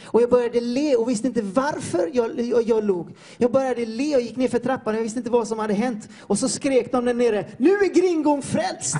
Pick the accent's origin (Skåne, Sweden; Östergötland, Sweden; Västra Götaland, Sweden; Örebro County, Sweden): Västra Götaland, Sweden; Floda; moved away as an adult; now in Peru; jag har vuxit upp i Floda i Peru, i Floda i Peru säger jag, Floda i, eh, i Sverige